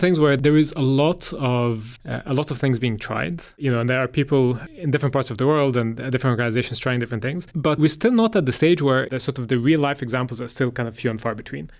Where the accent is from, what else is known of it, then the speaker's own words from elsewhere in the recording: Egypt; moved away; I'm from Egypt originally